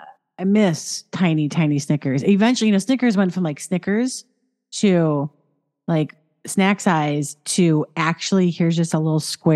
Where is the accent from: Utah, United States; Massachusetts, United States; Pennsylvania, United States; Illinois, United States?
Illinois, United States; Chicago; I'm from Chicago.